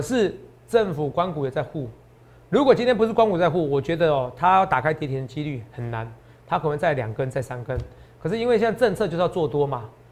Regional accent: New Taipei, Taiwan; 我也是在新北市长大的。哦，虽然我现在在这边工作，哦，我现在很多的起居点都是台北市

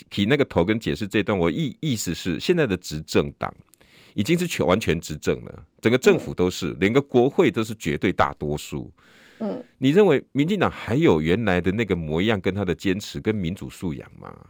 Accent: Taiwan; 我们台湾人就是这样待客之道。

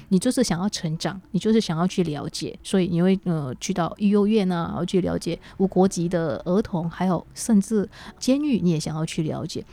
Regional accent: Indonesia; now in Taiwan; 我这个来自印尼的

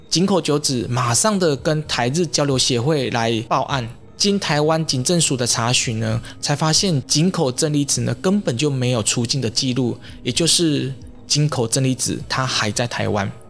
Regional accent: Taiwan; 我们台湾人对日本人其实是非常亲切的

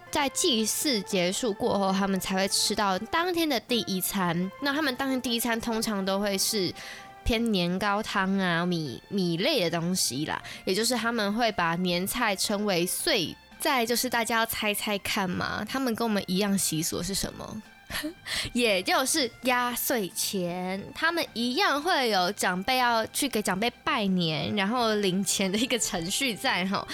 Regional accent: Taiwan; 我们台湾人有些是会在外面庆祝的

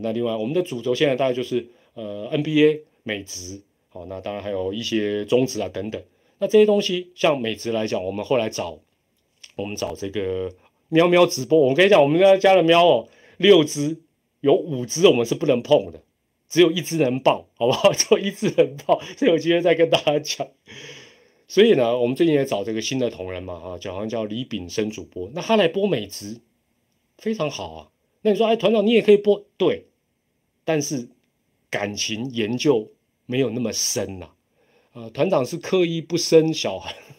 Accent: Taiwan; 我们是台湾人嘛

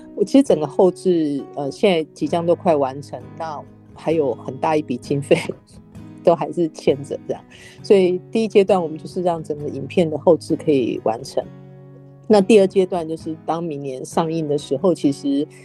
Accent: Taiwan; 我身在台湾

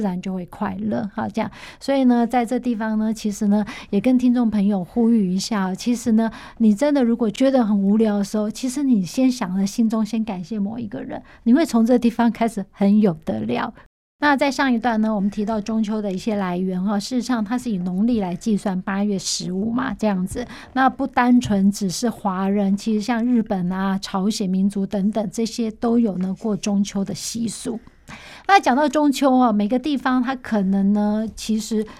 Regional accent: Taiwan; 我们台湾人

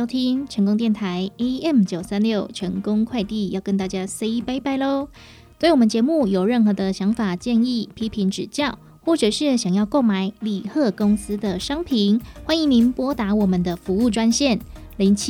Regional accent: Taiwan; 我们台湾人很喜欢看病拿药，可是拿的药呢，不一定会全部把它整个疗程吃完。

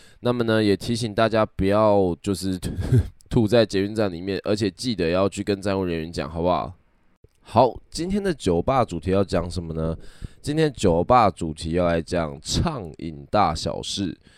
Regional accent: Kaohsiung, Taiwan; 那因为我本身是高雄人，所以呢，那个时候我们就是去高雄的热炒店喝酒。

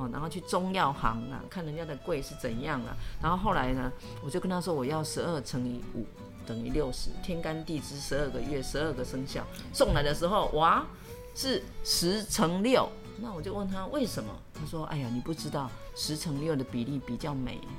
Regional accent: Dongshi, Yunlin County, Taiwan; 然后那一趟我还。记得是要去我的故乡

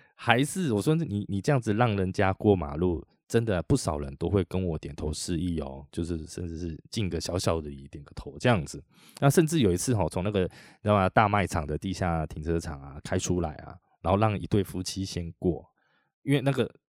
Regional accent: Chiayi, Taiwan; moved away; 我老家在嘉义，我还蛮常回去的

